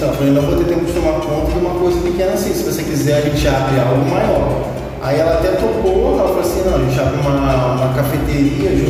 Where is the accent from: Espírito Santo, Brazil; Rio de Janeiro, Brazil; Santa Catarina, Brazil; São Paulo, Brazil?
Rio de Janeiro, Brazil; eu sou daqui de Nova sul